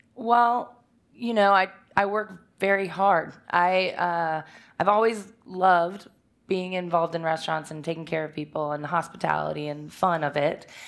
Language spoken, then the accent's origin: English; Richmond, Virginia, United States; I'm from Richmond, and, uh, I grew up here in the West End